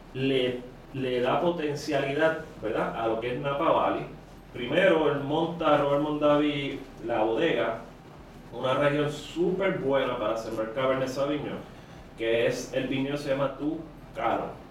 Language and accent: Spanish; Carolina, Puerto Rico; also born or lived in San Francisco, United States; soy original de Carolina.